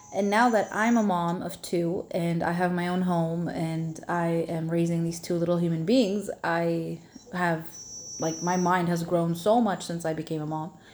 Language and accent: English; Toronto, Ontario, Canada; I grew up in Canada, in uh, Toronto